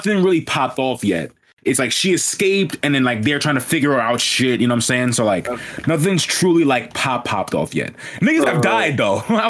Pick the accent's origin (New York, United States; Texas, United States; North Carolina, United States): New York, United States; As someone from New York